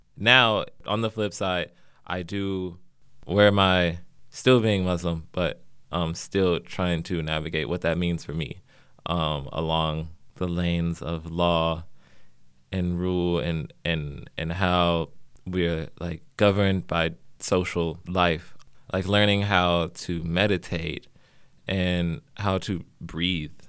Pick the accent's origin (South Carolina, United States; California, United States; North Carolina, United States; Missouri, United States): Missouri, United States; St. Louis; now in Los Angeles, United States; I'm from Saint Louis, Missouri, originally